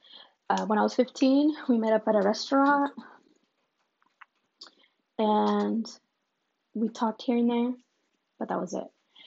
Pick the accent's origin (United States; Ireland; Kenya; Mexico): Mexico; born there; when I was born in Mexico, my dad just lived, I guess, down the street.